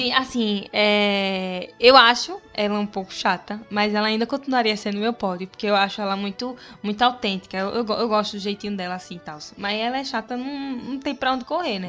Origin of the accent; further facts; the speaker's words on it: Recife, Pernambuco, Brazil; accent: Pernambuco; quando tem um pernambucano, o recifense eu me sinto muito mais representada, porque é de onde eu venho, é quem eu sou, ver nosso sotaquezinho.